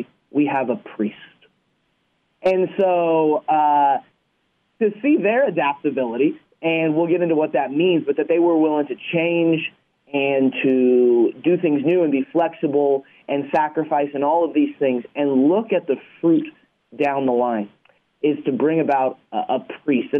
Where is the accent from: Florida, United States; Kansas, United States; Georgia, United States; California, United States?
Kansas, United States; Wichita; I grew up in West Wichita and was ordained a priest for them in 2017.